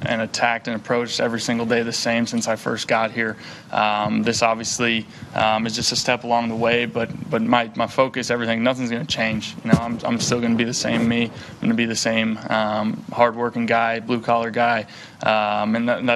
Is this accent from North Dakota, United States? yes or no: yes; North Dakota, United States; moved away; growing up in North Dakota